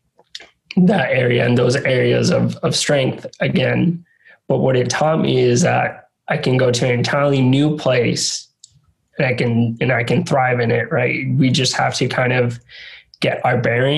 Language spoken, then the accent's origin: English; San Juan, Puerto Rico; moved away as an adult; also born or lived in Rhode Island; being born and raised in San Juan, Puerto Rico, going to college in Rhode Island